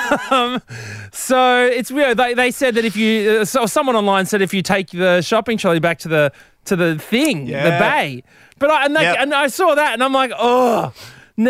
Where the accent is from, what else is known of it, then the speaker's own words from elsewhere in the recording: Brisbane, Queensland, Australia; I'm from Brizzy